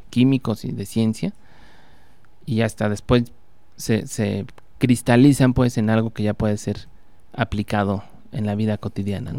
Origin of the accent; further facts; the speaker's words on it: Puebla, Mexico; yo nací en Puebla